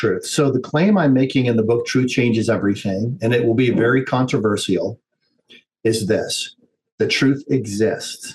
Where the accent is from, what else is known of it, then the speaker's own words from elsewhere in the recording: United States; as an American